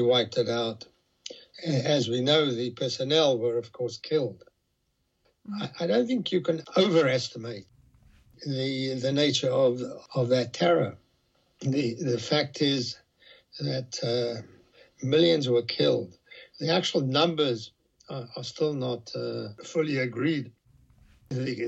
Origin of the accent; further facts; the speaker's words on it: South Africa; moved away as an adult; also born or lived in Soviet Union; now in United Kingdom; I was born in South Africa. I was politically active